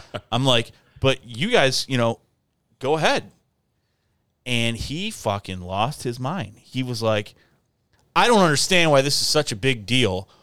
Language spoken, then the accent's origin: English; Michigan, United States; I'm from Michigan